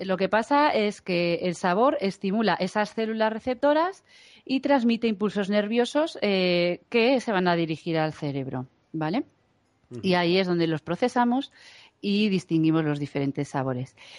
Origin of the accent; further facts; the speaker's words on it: Galicia, Spain; now in Madrid, Spain; yo soy gallega y los del norte no tenemos sentido del frío